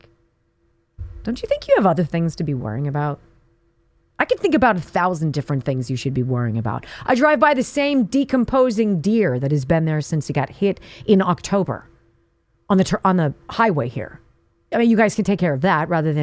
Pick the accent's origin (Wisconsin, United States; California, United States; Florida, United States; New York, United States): California, United States; Southern; growing up in Southern California